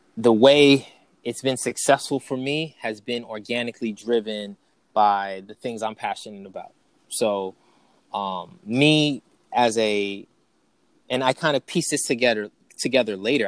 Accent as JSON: {"language": "English", "region": "New York", "country": "United States", "also_born_or_lived": "North Carolina", "moved": "as an adult", "said": "I was from New York and I was going down south to North Carolina"}